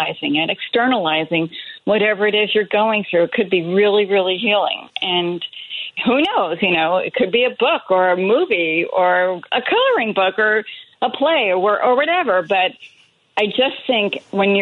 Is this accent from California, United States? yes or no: no; New Jersey, United States; which is where I grew up in New Jersey